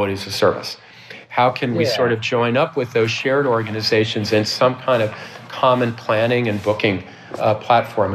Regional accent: New York, United States; moved away as an adult; now in Vancouver, Canada; I'm from New York originally

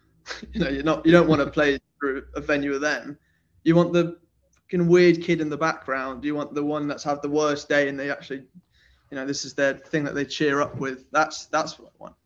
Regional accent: Nottingham, East Midlands, United Kingdom; now in London, United Kingdom; So I grew up in Nottingham, which is in England

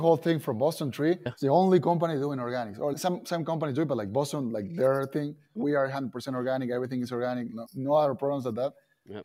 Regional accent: Argentina; English is a second language; moved away as an adult; now in United States; I come from Argentina. We play soccer. We speak another language.

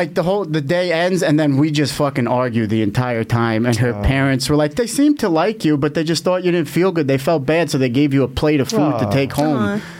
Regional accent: Bayonne, New Jersey, United States; I'm from fucking Bayonne, New Jersey. That shithole. That's even worse than Long Island.

